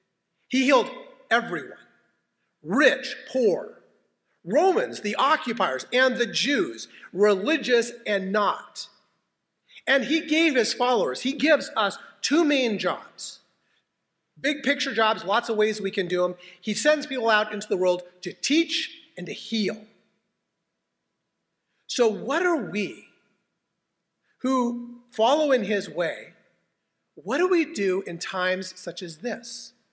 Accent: Spokane, Washington, United States; I was born in Deaconess Hospital in Spokane, Washington, where my mom and my grandmother were born in that same hospital.

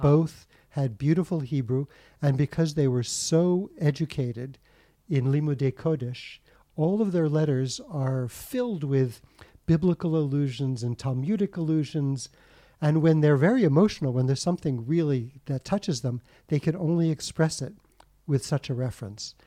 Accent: United States; I was born in the States

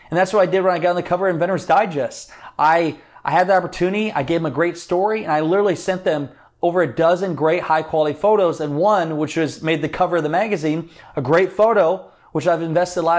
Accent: Iowa, United States; hey, I'm from Iowa, kind of Midwestern connection there.

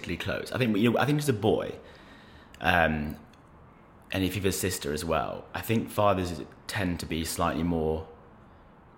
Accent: London, United Kingdom; We grew up in Belgravia, so sort of in between Victoria and Sloane Square.

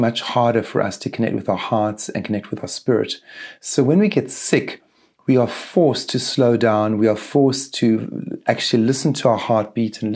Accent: Eastern Cape, South Africa; the Eastern Cape is the area where Nelson Mandela is from. So Mandela is from the area that I grew up in.

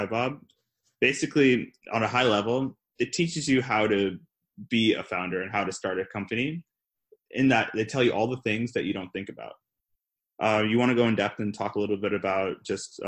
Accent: Ghana; I'm from Ghana

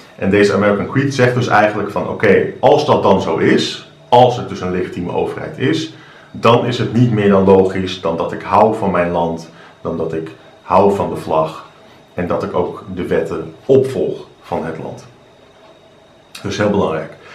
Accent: Netherlands; ik woon in Nederland, ik ben Nederlander, ik ben trots op Nederland.

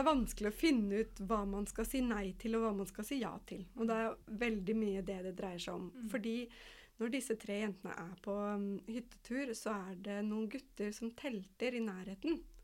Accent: Kongsvinger, Innlandet, Norway; jeg er oppvokst i skogen ved Kongsvinger

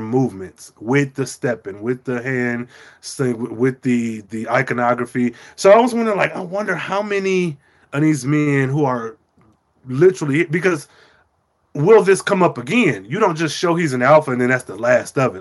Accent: United States; as an American

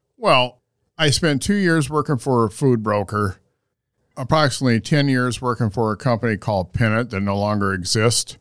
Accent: Sioux City, Iowa, United States; Where I was born and raised in Sioux City

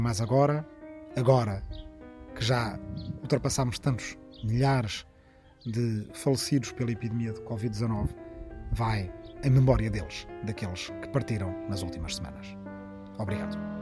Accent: Arrifana, Ribatejo, Portugal; na minha aldeia de Arrifana, no Ribatejo

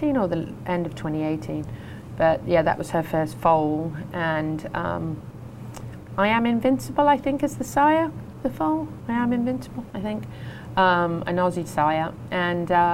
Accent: Coventry, West Midlands, United Kingdom; now in Idaho, United States; I was born in Coventry, which is just up the road from Birmingham.

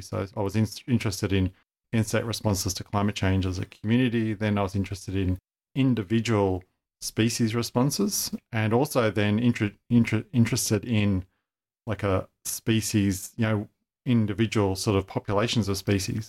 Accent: Sydney, New South Wales, Australia; I grew up in Sydney, went to, you know, school in northwest Sydney

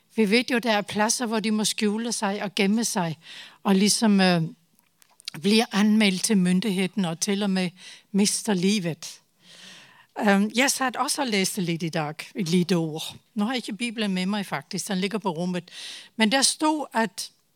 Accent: Denmark; Norwegian is a second language; moved away as an adult; now in Tanzania; nå er jeg dansk

